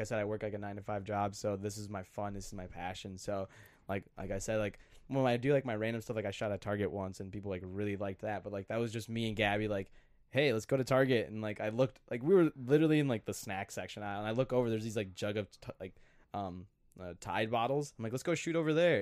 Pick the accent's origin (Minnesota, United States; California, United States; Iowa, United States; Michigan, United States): Minnesota, United States; Glencoe; I'm from Glencoe, Minnesota